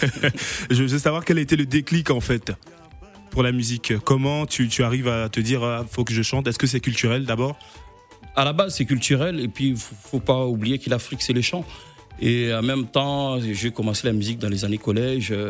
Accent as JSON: {"language": "French", "country": "France", "tie": "born or raised there", "said": "grandi ici en France, euh, et puis euh, j'ai fait un peu de hip-hop. Et en même temps, on n'oublie pas nos origines, nos origines."}